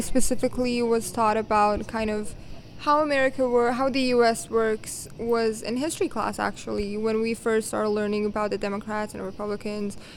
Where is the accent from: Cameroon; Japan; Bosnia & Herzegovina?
Bosnia & Herzegovina; I come from Bosnia and Herzegovina